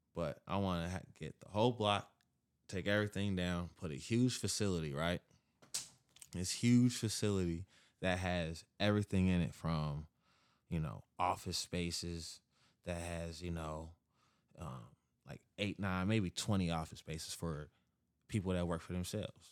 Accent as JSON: {"language": "English", "town": "Kansas City", "region": "Missouri", "country": "United States", "moved": "as an adult", "lives_now": "Dallas, United States", "said": "I'm a brand from Kansas City. I'm living now in Dallas, but I'm all over the place."}